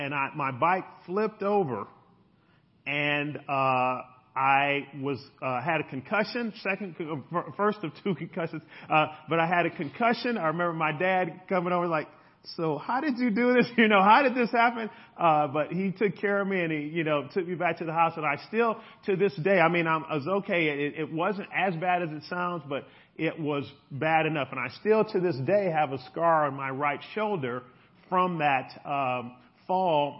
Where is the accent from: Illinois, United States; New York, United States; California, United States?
Illinois, United States; Chicago; We grew up in Chicago, and for those of you who know Chicago, big lake, beautiful lake shore, and we would ride from the south side all the way to downtown